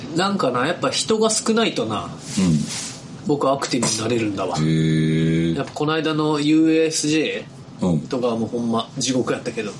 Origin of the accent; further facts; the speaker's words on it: Tottori, Japan; moved away; 地元鳥取